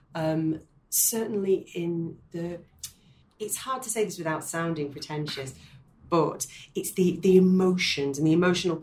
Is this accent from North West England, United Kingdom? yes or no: yes; Manchester, North West England, United Kingdom; that is my hometown.